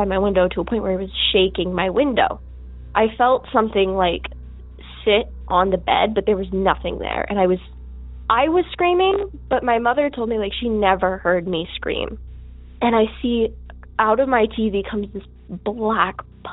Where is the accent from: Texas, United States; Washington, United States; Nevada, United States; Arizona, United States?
Nevada, United States; Las Vegas; I'm from Las Vegas. My story takes place here in Vegas. About 2018, 2019, I was about 12 years old at the time